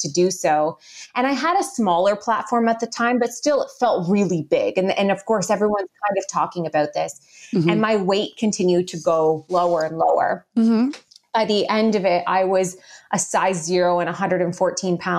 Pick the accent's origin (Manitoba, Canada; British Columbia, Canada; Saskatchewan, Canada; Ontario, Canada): Ontario, Canada; Guelph; we moved back home, back into my hometown of Guelph, Ontario, Canada